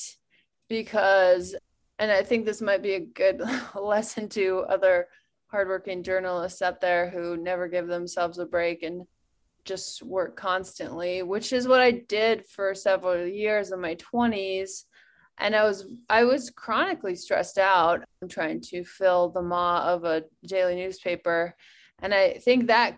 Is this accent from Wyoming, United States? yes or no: yes; Wyoming, United States; moved away as an adult; also born or lived in Telluride, Colorado; moving back to my hometown in Wyoming